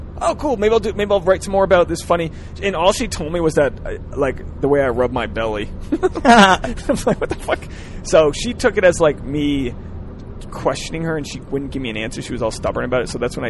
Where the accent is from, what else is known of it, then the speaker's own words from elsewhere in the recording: Rhode Island, United States; I come from Rhode Island, which is mainly Irish Catholic with some Portuguese people, some Italians